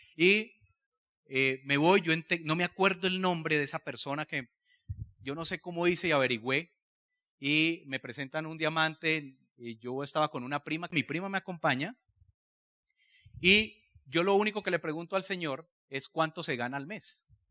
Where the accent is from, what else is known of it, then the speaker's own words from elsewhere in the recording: Cali, Valle del Cauca, Colombia; yo soy de Cali, vengo de una familia de clase media